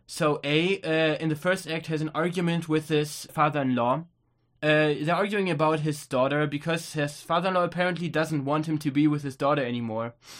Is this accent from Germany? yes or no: yes; Germany; we're from Germany